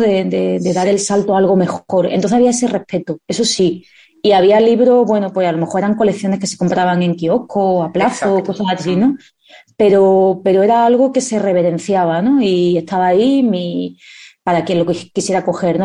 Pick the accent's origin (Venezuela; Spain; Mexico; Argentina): Spain; Seville, Andalusia; accent: southern Spain; also born or lived in Madrid; Yo cumplí los tres años en Sevilla. Yo me siento totalmente andaluza. Mi acento se nota, la gente lo notará si conoce el acento del sur de España